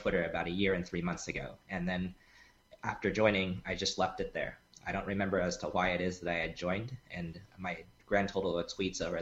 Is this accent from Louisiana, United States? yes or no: no; California, United States; I am from California